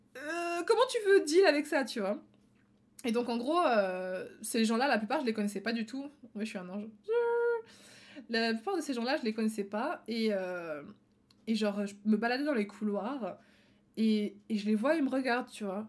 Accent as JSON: {"language": "French", "country": "Belgium", "tie": "born or raised there", "said": "en Belgique euh, je suis belge"}